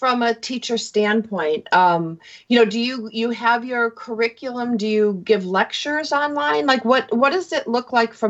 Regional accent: East Coast, United States; also born or lived in Minnesota / Buffalo; now in Southern California, United States; I'm originally from the East Coast and I lived in Minnesota for a while, and now I'm in Southern California

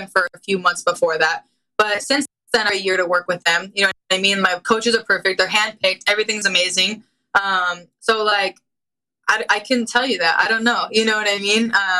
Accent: Anaheim, California, United States; it's in my hometown

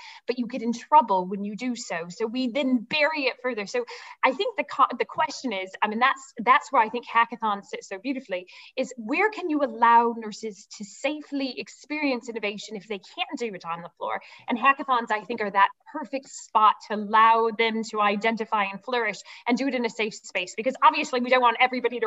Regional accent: Midwest, United States; moved away; also born or lived in United Kingdom; I'm originally from the Midwest

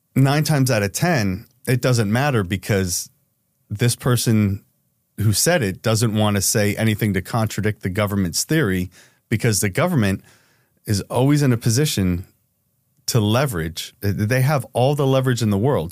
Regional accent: New Jersey, United States; I'm from Jersey, so it's a lot of go fuck yourself.

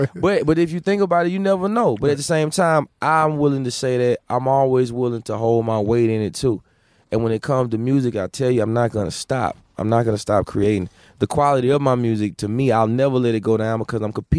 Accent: the South, United States; Yes, I'm a king. Yes, I'm from the South. I'm going to represent it to the fullest.

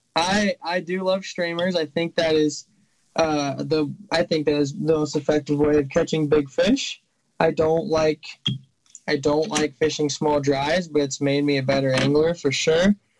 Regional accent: Boise, Idaho, United States; born or raised there; also born or lived in Tampa Bay, Florida; now in Montana, United States

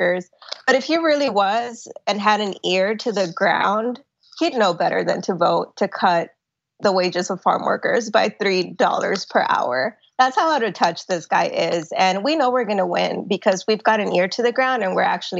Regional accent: Laredo, Texas, United States; the people here in my hometown of Laredo

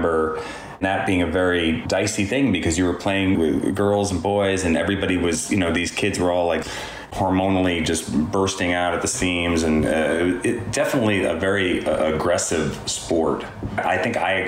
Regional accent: New York, United States; I'm a New Yorker, too

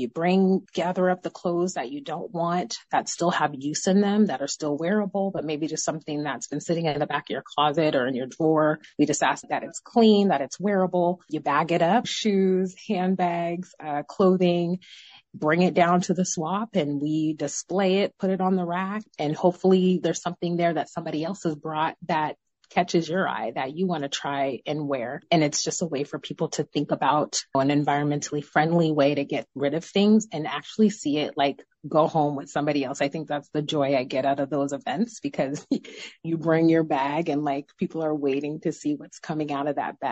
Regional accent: Tacoma, Washington, United States; also born or lived in Federal Way; I'm from Tacoma

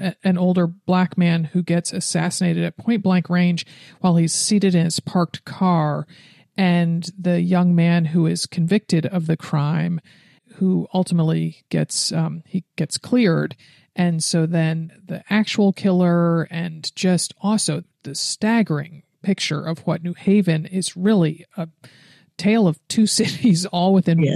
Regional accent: Stamford, Connecticut, United States; growing up in Stamford, Connecticut

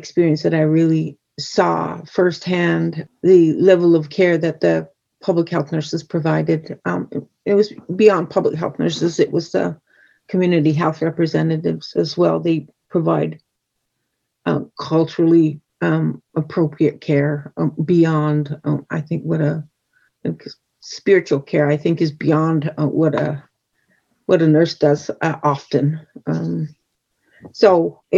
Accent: Fort Belknap Reservation, Montana, United States; I grew up on the Fort Belknap Reservation, which is my home reservation in rural Montana

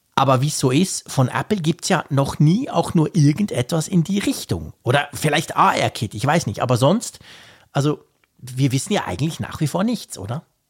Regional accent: Switzerland; als Schweizer

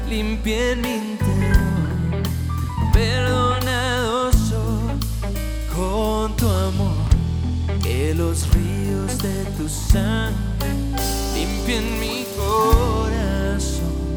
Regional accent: Colombia; Como colombianos venimos a decirte

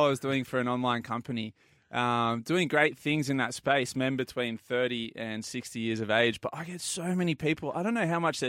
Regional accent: Port Macquarie, New South Wales, Australia; I'm from Port Macquarie

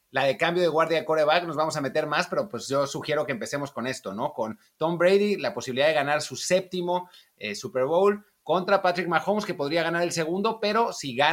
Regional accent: Mexico; now in Spain; para, nosotros que venimos de México y, vivimos en España

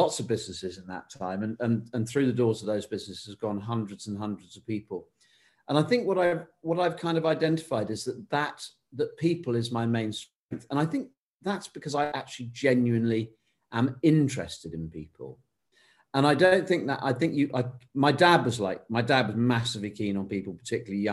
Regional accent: United Kingdom

